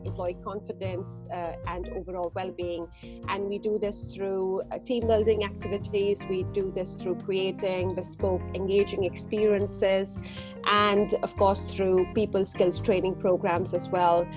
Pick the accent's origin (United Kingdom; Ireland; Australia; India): India; moved away; I'm born and raised in India